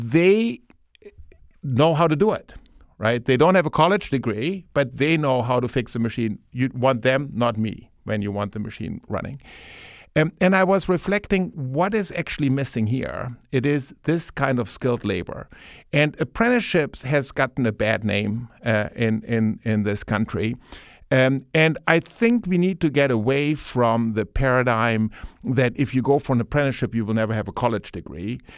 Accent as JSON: {"language": "English", "country": "Germany", "tie": "born or raised there", "moved": "yes", "said": "as you can tell from my Ohio accent, um, I, um, I, uh, grew up in Germany."}